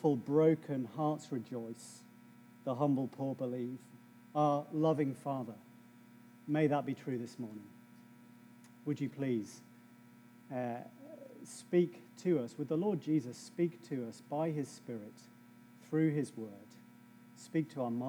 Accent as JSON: {"language": "English", "region": "England", "country": "United Kingdom", "said": "I'm English"}